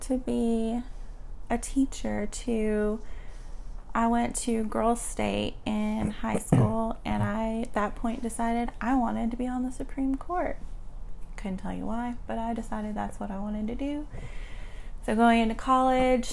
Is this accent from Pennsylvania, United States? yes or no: no; Little Rock, Arkansas, United States; I am born and raised in Little Rock, Arkansas. And I mean, I've just been here my whole life